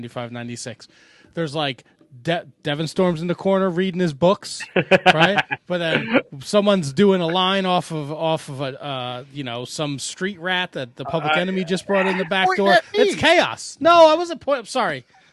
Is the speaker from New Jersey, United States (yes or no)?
yes; New Jersey, United States; We're from Jersey.